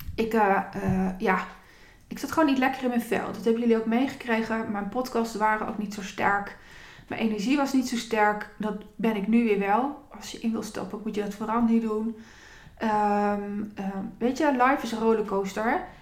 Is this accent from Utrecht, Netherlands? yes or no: no; Zutphen, Gelderland, Netherlands; de wijken waar ik ben opgegroeid. Daar was groot dromen ja, niet. Eh, het was geen dagelijks kost. En ehm, eh, mensen die in deze wijk opgroeiden, wijken. Ik heb alle achterstandswijken van Zutphen gehad